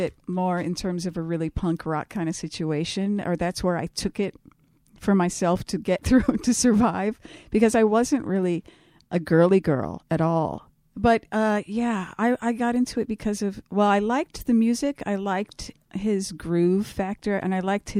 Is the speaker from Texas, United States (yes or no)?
no; Hollywood, California, United States; growing up in Hollywood, where everybody was just a freak and androgynous and just totally cutting edge, going to Minneapolis, that was a rare breed out there.